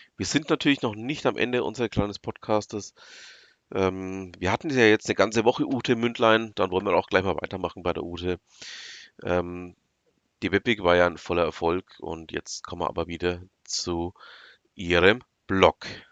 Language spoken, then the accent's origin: German; Franconia, Bavaria, Germany; bei uns in Franken